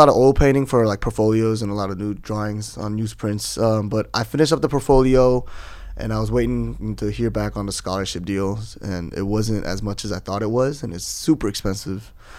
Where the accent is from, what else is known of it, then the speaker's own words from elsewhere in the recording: Dallas, Texas, United States; moved away as an adult; now in South Korea; I grew up in Dallas. I wasn't that good in Korean